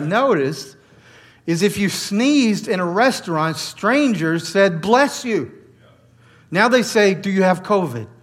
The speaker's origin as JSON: {"language": "English", "area": "the South", "region": "Georgia", "country": "United States", "tie": "born or raised there", "moved": "as an adult", "lives_now": "New York, United States", "said": "I grew up in the South"}